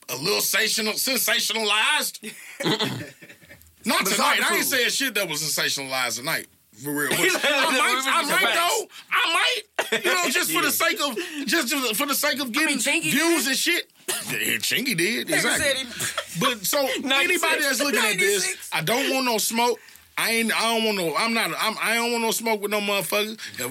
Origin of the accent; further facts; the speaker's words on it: St. Louis, Missouri, United States; I'm from St. Louis